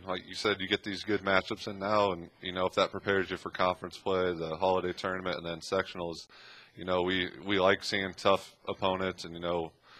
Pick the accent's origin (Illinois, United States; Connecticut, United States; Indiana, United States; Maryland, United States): Indiana, United States; New Haven; going to New Haven High School